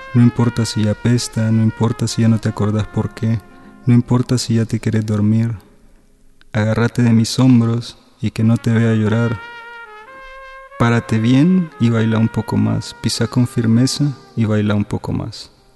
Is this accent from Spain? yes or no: no; Panama; also born or lived in El Salvador; now in Mexico City, Mexico; nací en El Salvador, crecí en Panamá, actualmente vivo en Ciudad de México